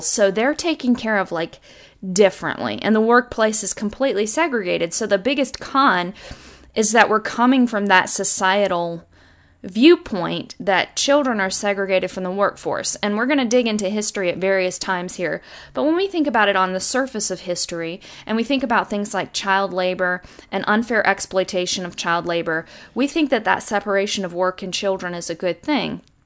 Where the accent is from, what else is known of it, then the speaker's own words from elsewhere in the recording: United States; I'm an American